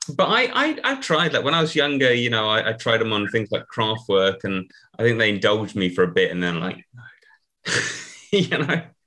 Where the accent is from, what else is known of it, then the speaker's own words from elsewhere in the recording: United Kingdom; I'm I'm a British person of a certain age